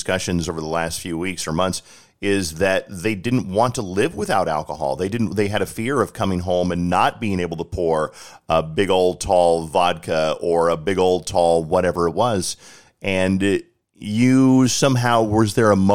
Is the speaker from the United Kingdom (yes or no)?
no; Colorado, United States; I'm from Colorado